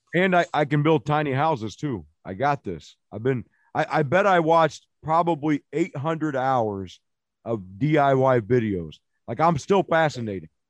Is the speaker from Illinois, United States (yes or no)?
yes; Illinois, United States; East Rudy is a government housing project I grew up in in Illinois